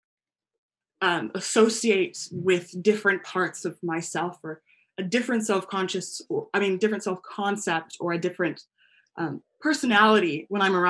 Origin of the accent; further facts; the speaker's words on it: United States; I'm American and Guyanese